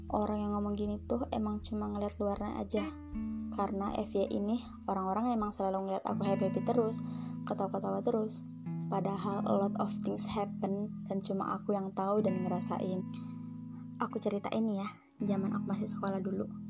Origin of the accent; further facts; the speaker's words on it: Sangatta, East Kalimantan, Indonesia; Aku lahir dan besar sampai segede ini di Sangatta